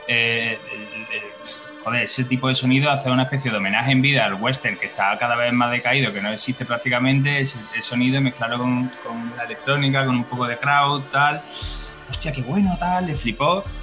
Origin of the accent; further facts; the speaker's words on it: Córdoba, Andalusia, Spain; now in Madrid, Spain; Y yo me vine de Córdoba un poco porque Córdoba es una ciudad muy bonita, se vive muy bien